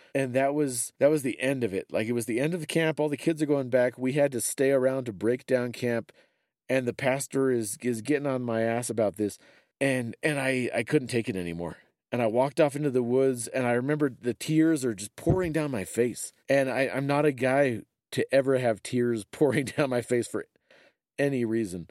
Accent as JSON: {"language": "English", "country": "United States"}